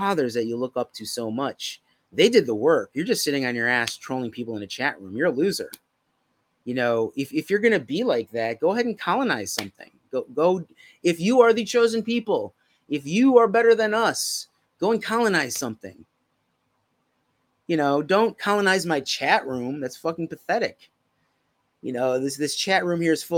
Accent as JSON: {"language": "English", "town": "Chicago", "region": "Illinois", "country": "United States", "said": "I'm from Chicago."}